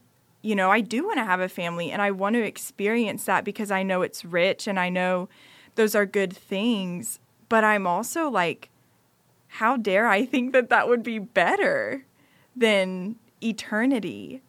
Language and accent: English; United States; Right, to someone who's grown up overseas, yet I'm still from America. You yeah. know, my parents are American.